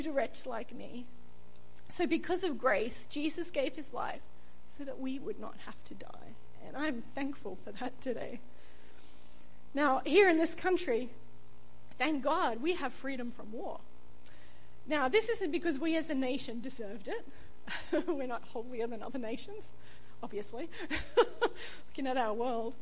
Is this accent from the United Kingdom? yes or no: no; Australia; I was born in Australia to Australian parents